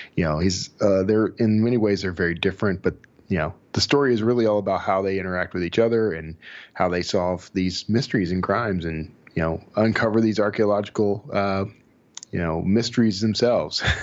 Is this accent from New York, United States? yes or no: no; Texas, United States; Sheldon and I, we're both from Texas